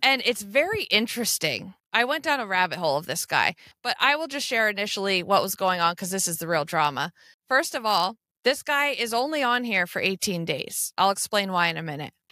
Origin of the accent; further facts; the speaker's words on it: United States; that's how you can pick out an American, 'cause we just lean on anything near us.